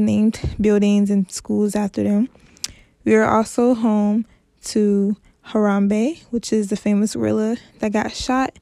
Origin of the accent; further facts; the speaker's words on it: Cincinnati, Ohio, United States; Cincinnati, which is my hometown